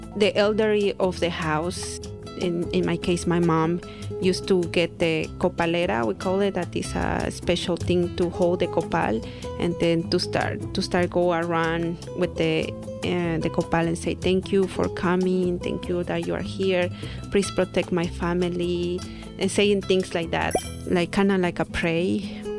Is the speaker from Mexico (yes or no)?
yes; Santiago Matatlán, Oaxaca, Mexico; I am from Oaxaca, Mexico to be specific, I'm from Santiago Matatlan, which is a little pueblo, little village, not little anymore. And we speak Zapoteco